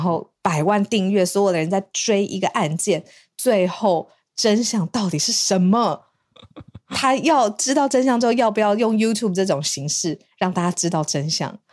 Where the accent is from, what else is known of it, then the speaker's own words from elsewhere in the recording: Taiwan; 当大家听到我们是台湾人的时候